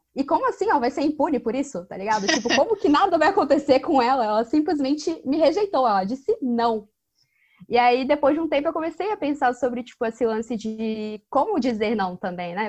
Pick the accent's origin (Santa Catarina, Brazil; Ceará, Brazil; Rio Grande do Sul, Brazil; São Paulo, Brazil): Santa Catarina, Brazil; Florianópolis; eu sou de Foripa